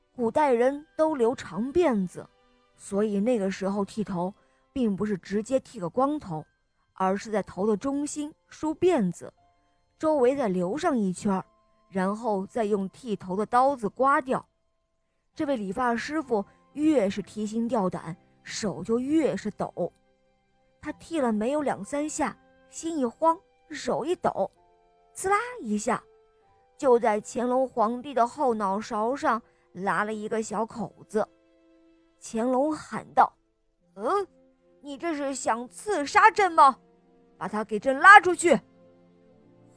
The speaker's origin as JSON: {"language": "Chinese", "town": "Hangzhou", "region": "Zhejiang", "country": "China", "said": "我们来自杭州"}